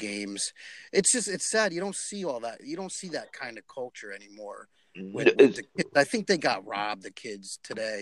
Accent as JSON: {"language": "English", "town": "West Haven", "region": "Connecticut", "country": "United States", "tie": "born or raised there", "said": "that was a staple theater for me growing up in West Haven"}